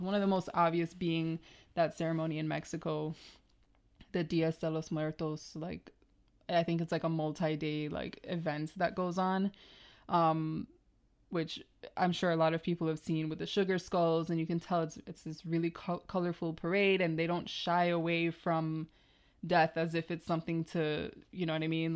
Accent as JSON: {"language": "English", "country": "Jamaica", "tie": "born or raised there", "said": "growing up in Jamaica"}